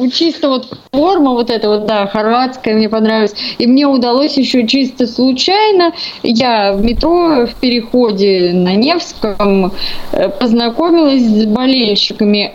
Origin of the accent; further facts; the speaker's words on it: Saint Petersburg, Russia; Я коренная ленинградка